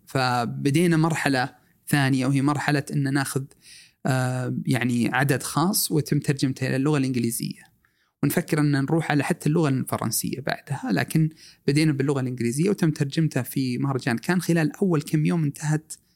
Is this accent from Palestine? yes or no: no; Saudi Arabia; also born or lived in Eastern Province, Saudi Arabia / Riyadh; احنا كسعوديين آه عشنا مع اخواننا السودانيين